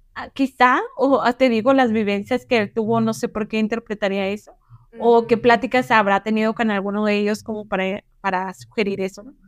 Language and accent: Spanish; northern Mexico, Mexico; puedo hablar golpeado o porque, no sé, y más porque soy del norte